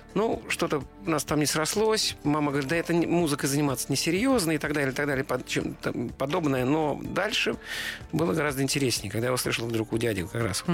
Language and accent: Russian; Saint Petersburg, Russia; now in Moscow Oblast, Russia; Я как бы питерский, но ленинградец все равно. Я вот вырос как-то, вот все мое сознание угу. сформировалось под городом, который назывался Ленинград.